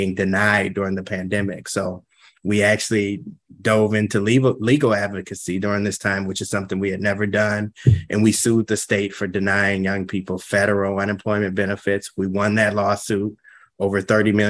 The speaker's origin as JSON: {"language": "English", "town": "St. Paul", "region": "Minnesota", "country": "United States", "tie": "born or raised there", "said": "I grew up in St. Paul. I grew up in the Frogtown neighborhood"}